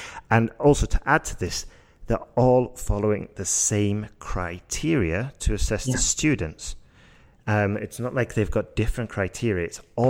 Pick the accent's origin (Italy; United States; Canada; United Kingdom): United Kingdom; Yorkshire and the Humber; accent: Yorkshire; When I go back to the UK, I speed up. And I start, my Yorkshire accent starts coming back because obviously I'm around my family again